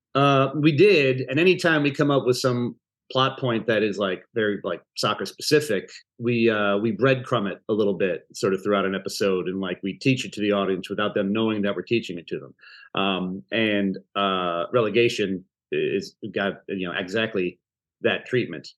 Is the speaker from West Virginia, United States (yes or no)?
no; Chicago, Illinois, United States; I'm from Chicago